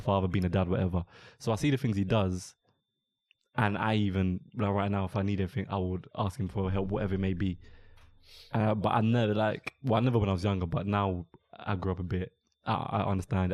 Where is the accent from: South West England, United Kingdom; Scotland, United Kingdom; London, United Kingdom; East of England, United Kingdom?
London, United Kingdom; I'm born and raised in London